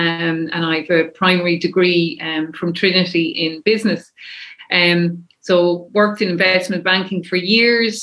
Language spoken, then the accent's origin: English; Kilkenny, Leinster, Ireland; now in Dublin, Ireland; I'm from Kilkenny originally